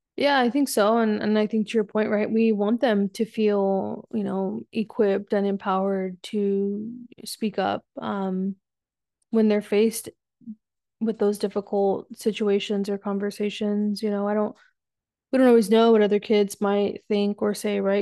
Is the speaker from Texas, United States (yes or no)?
yes; South Texas, United States; moved away as an adult; also born or lived in San Diego, California; now in North Carolina, United States; I grew up in Texas for most of my life